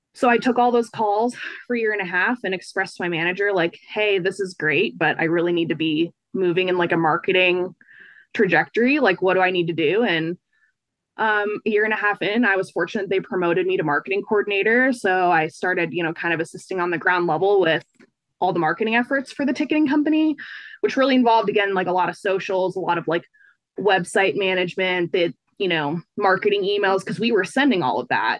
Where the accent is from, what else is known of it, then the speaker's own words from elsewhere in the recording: Fort Collins, Colorado, United States; I'm from Fort Collins, which is like an hour north of Denver.